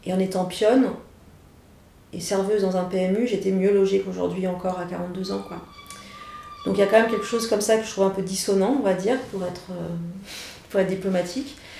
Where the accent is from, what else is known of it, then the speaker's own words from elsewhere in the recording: Saint-Étienne, Auvergne-Rhône-Alpes, France; now in Paris, France; je viens de Saint-Etienne